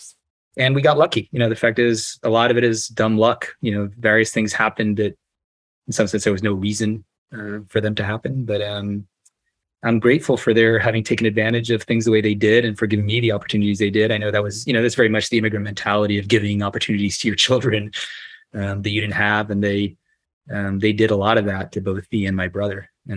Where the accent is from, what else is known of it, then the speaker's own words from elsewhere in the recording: Providence, Rhode Island, United States; And so I was born in Providence and the son of a philosopher. And so it's sort of the family business. And it's a strange thing for a couple of young Cubans to be in Providence, Rhode Island, in the early 60s